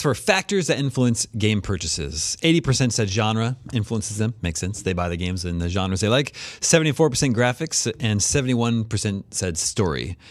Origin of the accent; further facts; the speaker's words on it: Kansas, United States; growing up in Kansas, the suburbs of Kansas in the eighties